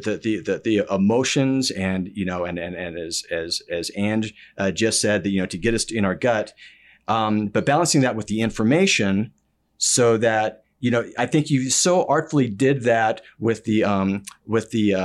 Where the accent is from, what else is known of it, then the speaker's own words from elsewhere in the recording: Dallas, Texas, United States; I am from Dallas, Texas